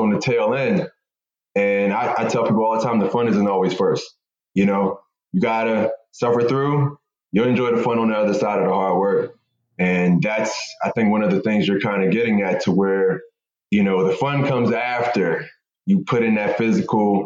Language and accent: English; Philadelphia, Pennsylvania, United States; I grew up in Philadelphia in an abandoned house in North Philly, to be exact